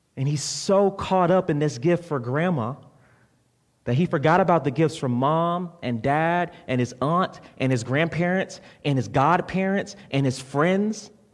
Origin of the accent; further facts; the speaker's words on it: Florida, United States; moved away; I'm from Florida, and in Florida we have this place called Publix.